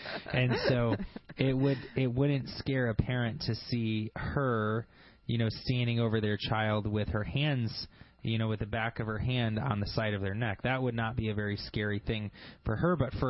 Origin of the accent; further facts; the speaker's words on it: Grand Blanc, Michigan, United States; smart people live in Grand Blanc, Aaron. That's where I'm from. I grew up in Grand Blanc.